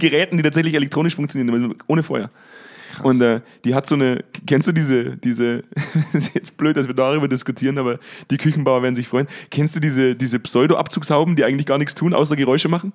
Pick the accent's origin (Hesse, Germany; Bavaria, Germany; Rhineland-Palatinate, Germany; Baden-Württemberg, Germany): Bavaria, Germany; accent: Bavarian; now in North Rhine-Westphalia, Germany; Die meiste Zeit lebe ich ja eigentlich in, in, in Nordrhein-Westfalen. Das ist mir nicht erlaubt, dass ich meinen bayerischen Dialekt rauslasse